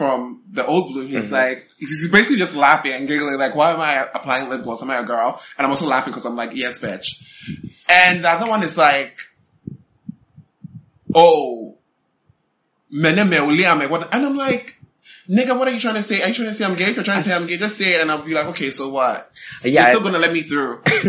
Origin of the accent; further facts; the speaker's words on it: Accra, Greater Accra, Ghana; I grew up in Accra, of course, and if I don't speak Ghana because I think it's a very heavy language and my tongue cannot carry it.